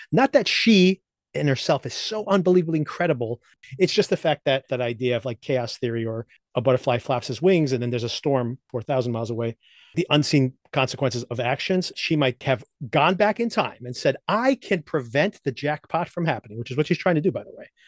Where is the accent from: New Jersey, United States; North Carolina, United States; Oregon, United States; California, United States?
New Jersey, United States; right here in New Jersey, my home state